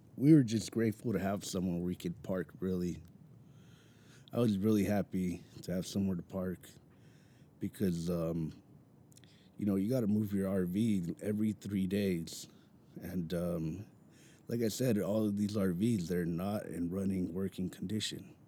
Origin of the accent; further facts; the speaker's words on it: Mountain View, California, United States; I'm born and raised in Mountain View, California.